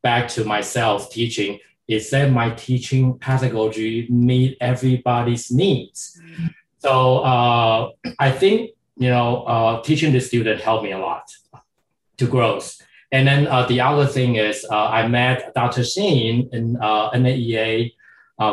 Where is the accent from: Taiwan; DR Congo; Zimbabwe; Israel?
Taiwan; moved away as an adult; also born or lived in Pennsylvania, United States; now in Atlanta, United States; Originally, I'm from Taiwan, and I went to Penn State University for my doctoral degree.